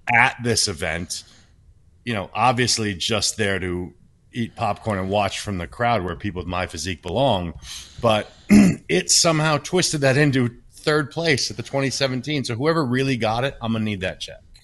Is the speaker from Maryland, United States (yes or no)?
no; Washington, United States; I was born in Washington State